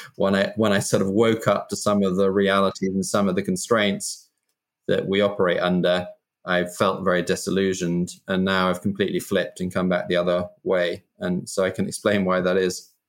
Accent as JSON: {"language": "English", "country": "United Kingdom", "tie": "born or raised there", "said": "I grew up in Britain in the kind of 70s and 80s."}